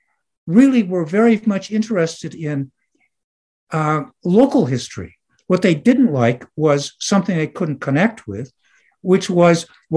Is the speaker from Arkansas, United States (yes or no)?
no; Detroit, Michigan, United States; moved away as an adult; also born or lived in Greenfield, Massachusetts / Evanston, Illinois / Carbondale, Illinois; And the rest of the time was in Detroit, where I grew up.